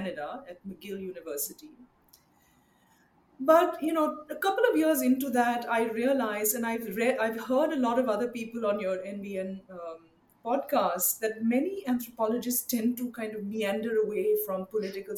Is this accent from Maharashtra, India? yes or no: yes; Mumbai, Maharashtra, India; also born or lived in Chennai / Hyderabad; now in United States; I grew up actually in India and I spent a lot of my adolescence in Mumbai.